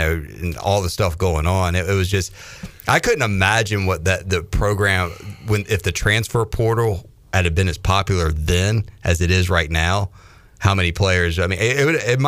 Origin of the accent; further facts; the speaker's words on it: Raleigh, North Carolina, United States; I went to a bunch of those games growing up in Raleigh at Carter-Finley Stadium.